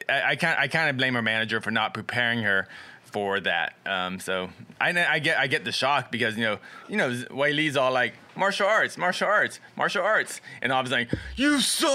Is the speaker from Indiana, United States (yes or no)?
no; Florida, United States; I'm from Florida.